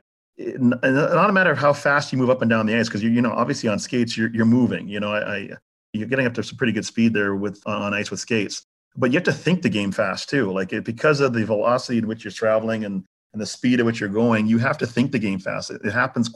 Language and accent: English; Canada; moved away; also born or lived in Jamaica / Florida; I was raised in Canada